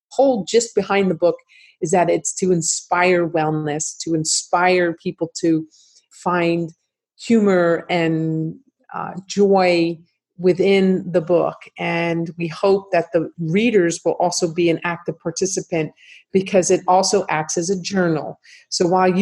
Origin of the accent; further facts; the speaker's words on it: New Jersey, United States; moved away; growing up in New Jersey, where my whole family